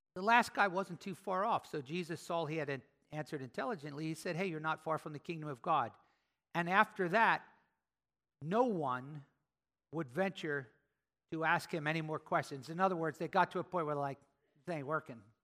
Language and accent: English; Philadelphia, Pennsylvania, United States; I'm from Philly, right?